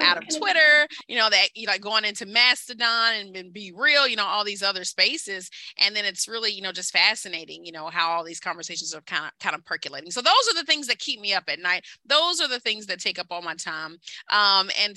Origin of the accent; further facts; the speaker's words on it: Kentucky, United States; I'm from Kentucky. I'm from coal country.